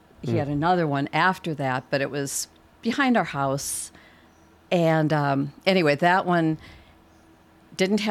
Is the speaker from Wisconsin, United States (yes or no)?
yes; Wisconsin, United States; now in Highland County, Virginia, United States; I'm from Wisconsin originally